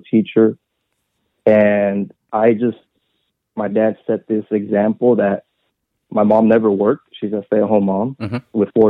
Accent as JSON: {"language": "English", "town": "Redwood City", "region": "California", "country": "United States", "tie": "born or raised there", "also_born_or_lived": "San Mateo", "said": "I grew up in Redwood City and San Mateo"}